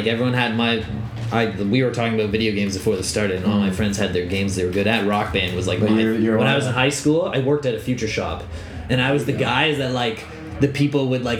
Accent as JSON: {"language": "English", "town": "Toronto", "region": "Ontario", "country": "Canada", "said": "I am. Yeah, my parents are Irish. I'm from here."}